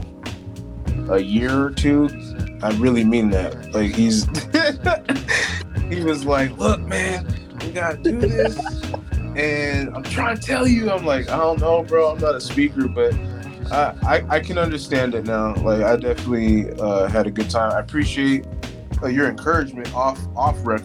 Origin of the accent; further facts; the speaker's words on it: Newport Beach, California, United States; also born or lived in Cleveland/Akron area, Ohio / Mount Vernon, Washington; I'm from California, bro. Like, when you come from, like, Newport, Orange County